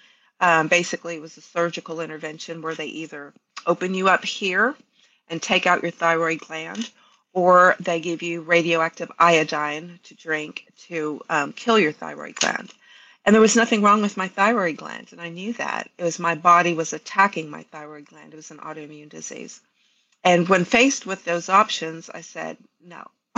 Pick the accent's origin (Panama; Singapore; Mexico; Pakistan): Panama; Canal Zone; moved away as an adult; I was actually born and raised on the Canal Zone, but my mother was Colombian.